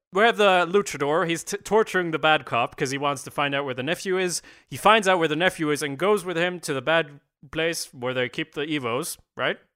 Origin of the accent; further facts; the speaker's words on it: Sweden; we're from Sweden